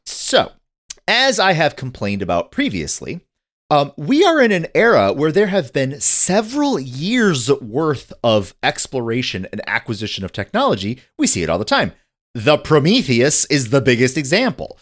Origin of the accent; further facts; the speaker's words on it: northern Michigan, United States; I grew up in northern Michigan